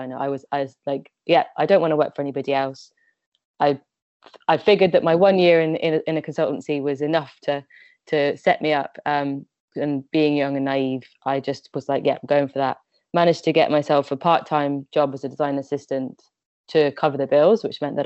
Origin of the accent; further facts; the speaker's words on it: West Midlands, United Kingdom; I grew up in the West Midlands